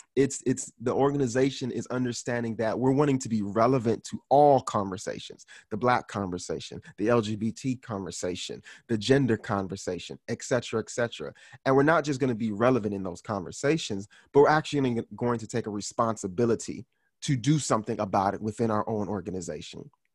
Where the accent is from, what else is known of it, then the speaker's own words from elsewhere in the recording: Miami, Florida, United States; Haitian American guy who was born and raised in Miami, Florida.